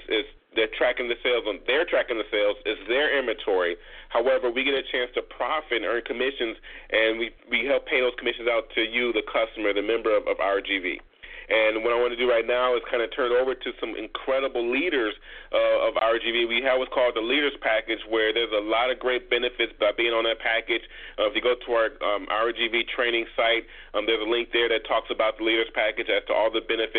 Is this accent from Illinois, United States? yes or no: yes; Chicago, Illinois, United States; moved away; I'm originally from Chicago